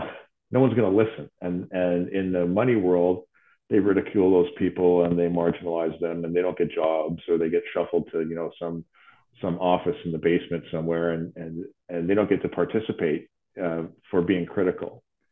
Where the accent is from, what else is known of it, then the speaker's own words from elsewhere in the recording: Ottawa, Ontario, Canada; we get numbers in my hometown of Ottawa, our hospital CHEO is up 2,000% since 2014